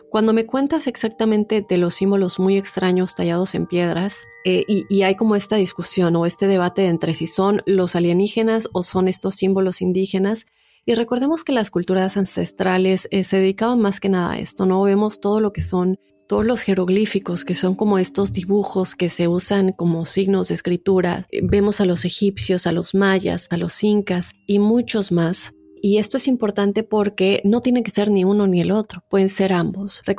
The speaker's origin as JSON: {"language": "Spanish", "country": "Colombia", "said": "Desde que tengo memoria me han contado muchas historias sobre un pueblo en mi país, Colombia, que se ha vuelto muy popular y ya hace parte como de la cultura o el folclore"}